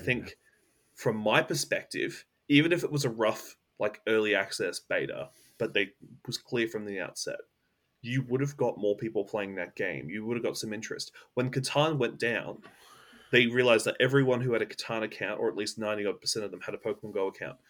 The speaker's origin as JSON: {"language": "English", "country": "Australia", "said": "I'm an Australian"}